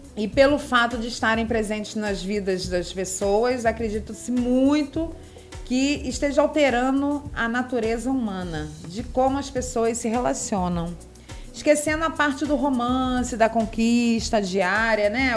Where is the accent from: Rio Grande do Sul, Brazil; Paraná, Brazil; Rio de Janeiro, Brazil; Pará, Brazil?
Rio de Janeiro, Brazil; moved away; Eu sou carioca